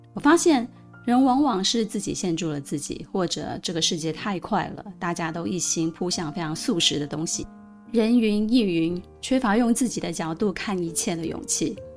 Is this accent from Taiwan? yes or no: yes; Pingtung, Pingtung County, Taiwan; moved away; 我生长在南台湾非常纯朴的屏东